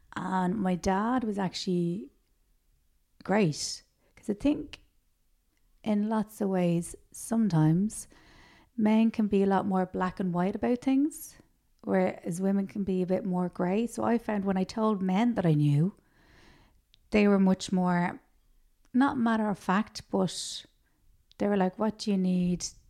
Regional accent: Dublin, Leinster, Ireland; also born or lived in Tallaght; I grew up in Rathfarnham

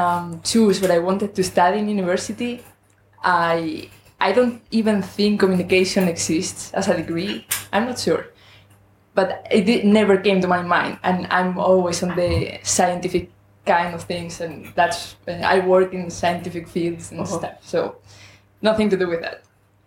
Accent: Spain; English is a second language; I'm from Spain, so my English may not be as good as yours.

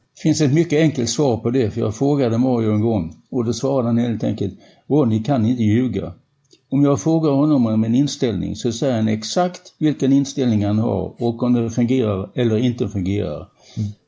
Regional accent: Helsingborg, Skåne, Sweden; vi kom ju båda från Helsingborg och gick på samma disco

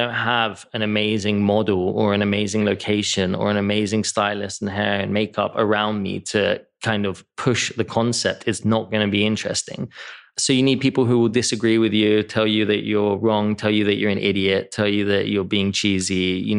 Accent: England, United Kingdom; moved away as an adult; also born or lived in New York; now in Los Angeles, United States; Because I grew up in England and it was rainy and miserable.

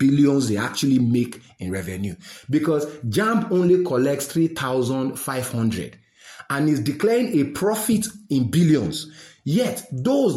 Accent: Nigeria; I'm a Nigerian uniquely

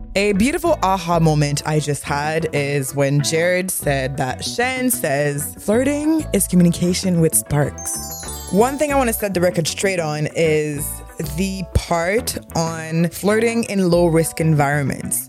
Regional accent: Montreal, Quebec, Canada; accent: thick Quebec accent; I was born and raised in Montreal

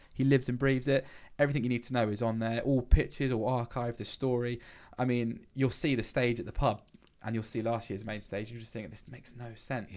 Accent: Blandford Forum, South West England, United Kingdom; growing up in Blandford

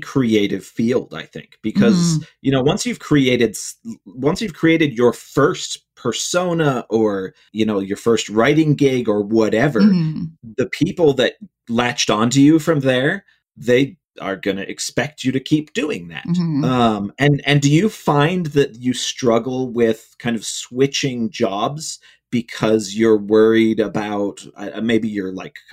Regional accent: Cleveland, Ohio, United States; I grew up in Ohio, in Cleveland.

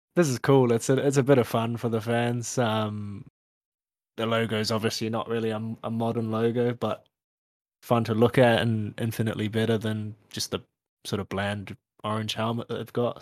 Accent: New Zealand; as a Kiwi

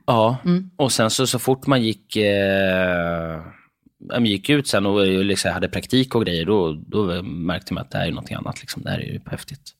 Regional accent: Stockholm, Stockholm County, Sweden; accent: Stockholm; also born or lived in Limhamn, Malmö, Skåne; Innan jag flyttade upp till Stockholm och uppväxt eh, söder om Söder.

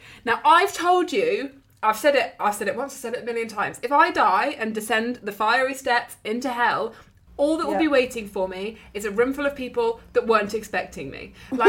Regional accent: United Kingdom; because obviously we're British and we've caused a commotion

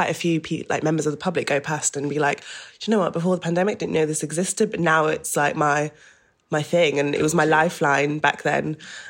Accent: Doncaster, Yorkshire and the Humber, United Kingdom; born there; because I was born in Doncaster, right, in South Yorkshire, and my dad still lives there.

